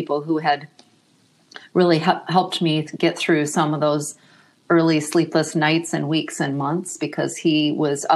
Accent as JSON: {"language": "English", "region": "Michigan", "country": "United States", "also_born_or_lived": "Australia", "moved": "yes", "lives_now": "Austin, United States", "said": "I'm originally from Michigan and have lived around the globe, including a short stint in Australia"}